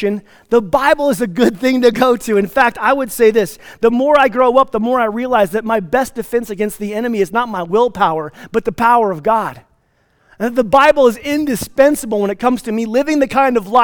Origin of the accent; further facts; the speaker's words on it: Placita, Colorado, United States; also born or lived in Plainview, Texas / Atlanta, Georgia; I'm from Placida, which is halfway between Redstone and Marble.